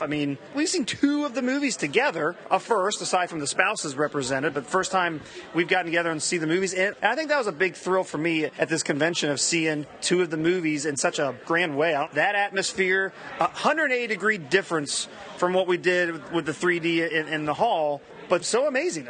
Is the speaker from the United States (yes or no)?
yes; Ohio, United States; I'm from Ohio